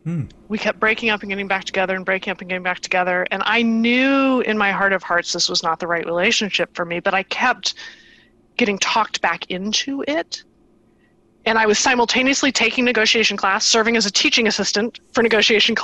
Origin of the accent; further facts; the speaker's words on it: Iowa and Nebraska, Midwest, United States; moved away as an adult; also born or lived in California; I grew up in the Midwest, in Iowa and Nebraska